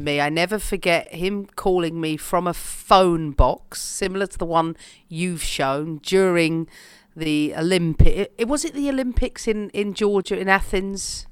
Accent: London, United Kingdom; for me as a Londoner

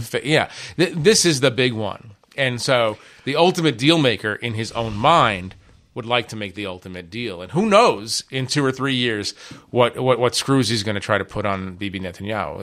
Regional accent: United States; moved away as an adult; also born or lived in Israel; growing up in America

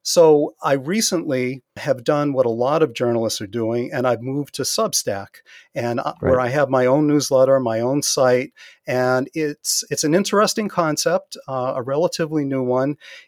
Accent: New England, United States; also born or lived in Northern Massachusetts; We're both from New England.

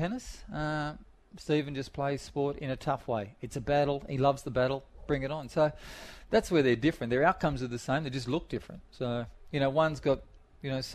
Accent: Sydney, New South Wales, Australia; I grew up in Dundas Valley, which wasn't the best place to grow up

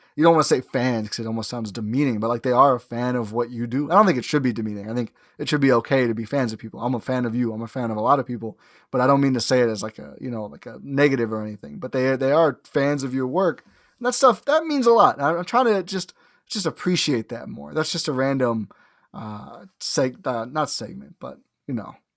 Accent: Milwaukee, Wisconsin, United States; also born or lived in Oshkosh, Wisconsin; born and raised in Milwaukee, went to Oshkosh for college

